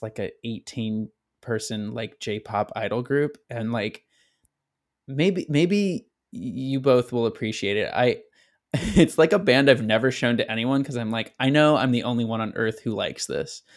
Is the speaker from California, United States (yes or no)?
yes; Elk Grove, California, United States; also born or lived in Sacramento, California; my hometown of Elk Grove